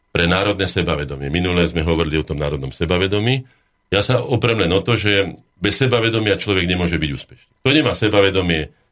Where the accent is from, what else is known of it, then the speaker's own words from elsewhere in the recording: Breza, Žilina Region, Slovakia; moved away; also born or lived in Bratislava; ja som pomerme z Brezy, ja som kúsok od vás